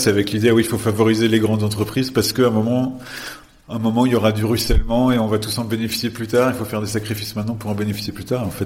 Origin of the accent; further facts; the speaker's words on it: France; en tant que en tant que Français